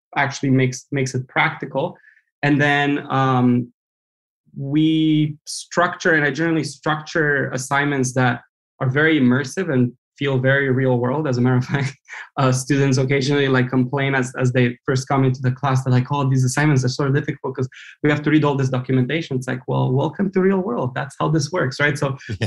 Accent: Romania; moved away as an adult; now in United States; I grew up in Romania

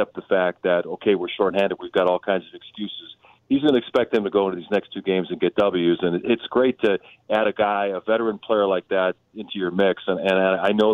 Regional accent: Milwaukee, Wisconsin, United States; moved away; I'm from Milwaukee and I grew up covering all those teams or being a fan of those teams

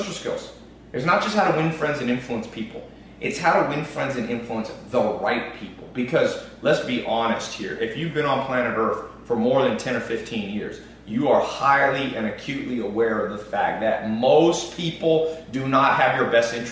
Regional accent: United States; I'm American

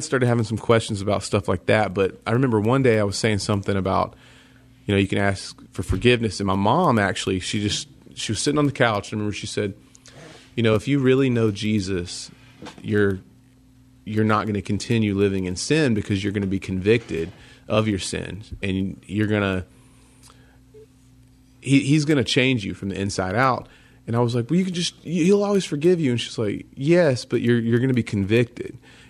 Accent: Greenville, South Carolina, United States; Greenville, South Carolina. And there was some point I had a few friends that were Christians, and I grew up in the South where everybody thinks they're Christian just because it's the Bible Belt.

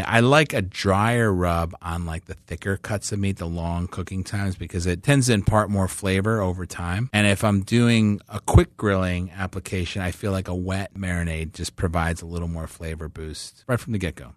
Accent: Chicago, Illinois, United States; moved away; I grew up in Chicago

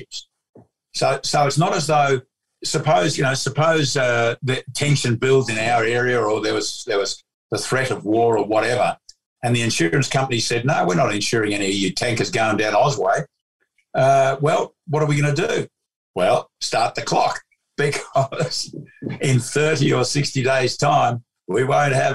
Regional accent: Melbourne, Victoria, Australia; I was born in 1950, in Melbourne

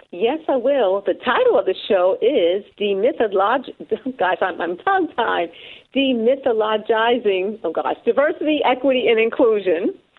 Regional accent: New York City, New York, United States; my hometown of New York City, five boroughs

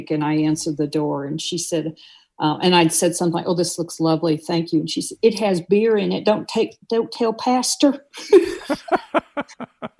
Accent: Tornado Alley in Missouri, United States; moved away; I come from Tornado Alley in Missouri

